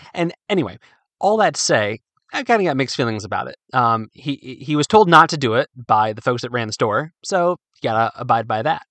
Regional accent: Midwest, United States; moved away; also born or lived in Virginia; although I'm from the Midwest, Virginia is home

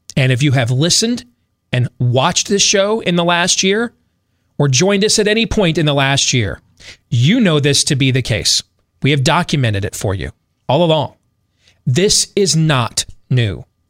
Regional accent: United States; I'm not British, I'm an American

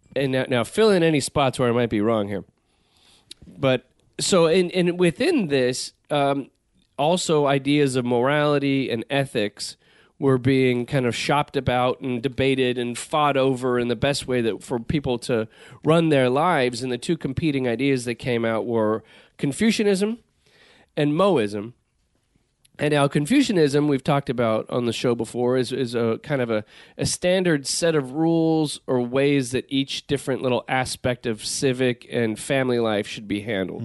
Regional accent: Southern California, United States; growing up in Southern California, where the weather tends to be good all the time

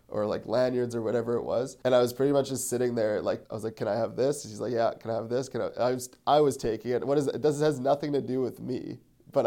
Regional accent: Winnipeg, Manitoba, Canada; I'm from Winnipeg

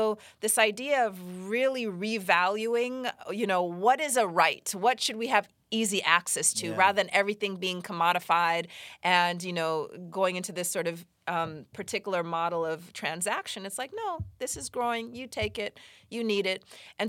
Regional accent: Los Angeles, California, United States; So, you know, I grew up partly here in Los Angeles

